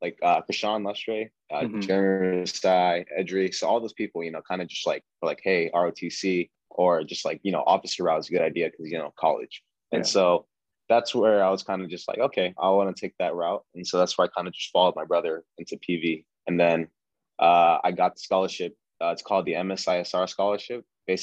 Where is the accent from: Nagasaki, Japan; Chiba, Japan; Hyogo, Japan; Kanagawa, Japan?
Nagasaki, Japan; Sasebo; also born or lived in Yokota, Japan; I was born in Yokota, Japan, but grew up in Sasebo, Japan.